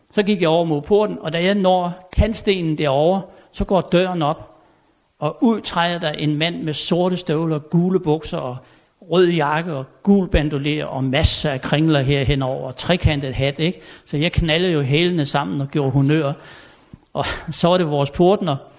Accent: Tommerup, Southern Denmark, Denmark; moved away; jeg er født og opvokset ovre på Fyn i en lille stationsby, der hedder Tommerup

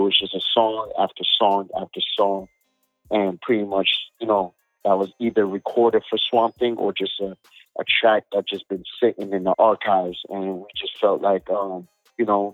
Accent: near the Everglades, Broward County, South Florida, United States; born and raised near the Everglades

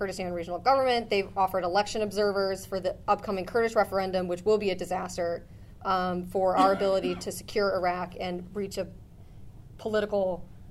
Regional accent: rural Minnesota, United States; moved away; my hometown, rural Minnesota

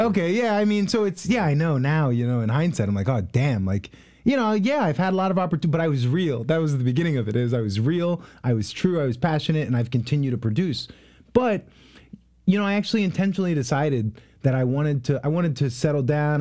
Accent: Long Island, New York, United States; moved away as an adult; also born or lived in Haiti; now in Columbus, United States; I'm from Long Island, New York

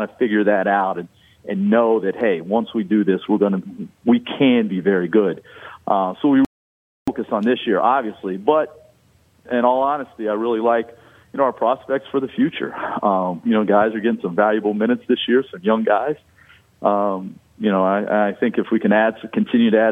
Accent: Lexington, Kentucky, United States; now in Lincoln, United States; I'm from Lexington, Kentucky originally, right outside Lexington, Kentucky

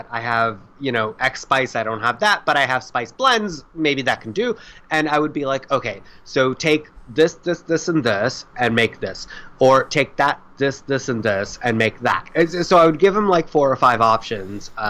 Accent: India; Because I'm Indian, so I'm used to dealing in liters

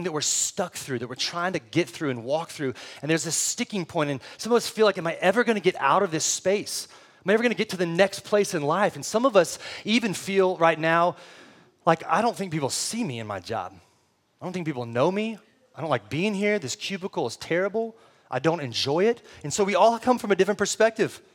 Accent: San Antonio, Texas, United States; also born or lived in Del Rio, Texas; now in Austin, United States; I lived for most of my life in San Antonio

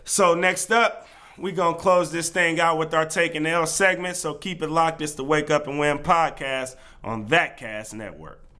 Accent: Bay Area, California, United States; We, we, we grew up in the Bay Area. It's a pretty diverse place

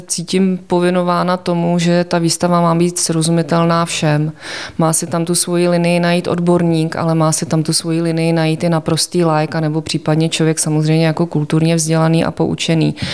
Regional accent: Prague, Czechia; also born or lived in Olomouc; protože jsem rodačka z Prahy

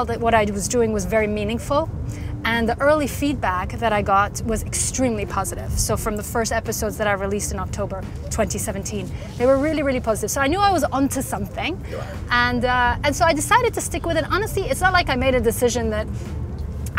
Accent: Sharjah, United Arab Emirates; also born or lived in Birmingham, United Kingdom; I grew up in Sharjah in Shwayfat school

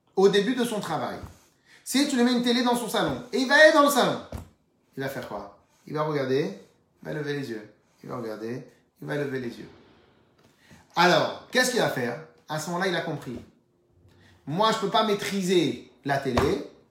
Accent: Tunisia; On est tunisien, Lubavitch

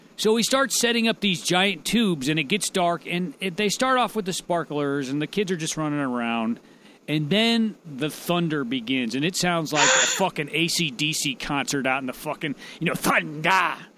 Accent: United States; I call myself an American

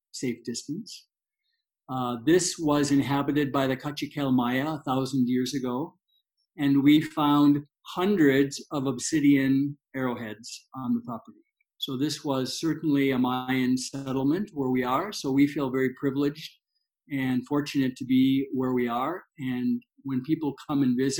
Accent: Canada; moved away as an adult; now in Guatemala; being Canadian.

